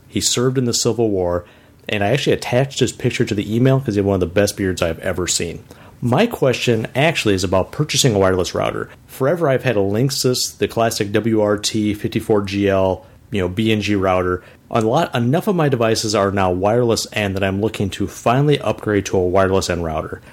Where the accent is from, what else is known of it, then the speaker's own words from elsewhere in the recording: Chisago City, Minnesota, United States; from Chisago City, Minnesota. Start off with my hometown trivia from a small town, five thousand people in northern Minnesota